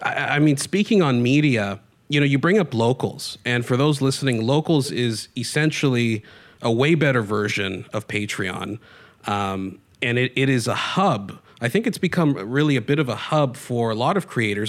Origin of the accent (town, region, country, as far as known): Canada